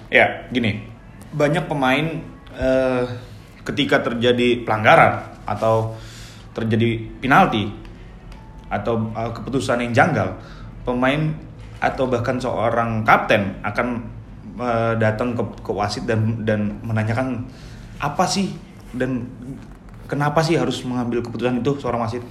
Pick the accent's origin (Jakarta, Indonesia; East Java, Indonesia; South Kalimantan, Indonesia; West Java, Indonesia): Jakarta, Indonesia; Betawi; saya itu orang Betawi